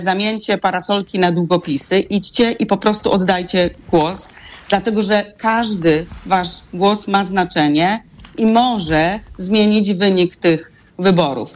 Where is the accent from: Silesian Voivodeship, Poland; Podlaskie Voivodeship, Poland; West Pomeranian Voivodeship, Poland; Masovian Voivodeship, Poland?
West Pomeranian Voivodeship, Poland; Gryfino; Ja pochodzę z Gryfina, miasta na granicy polsko-niemieckiej w województwie zachodniopomorskim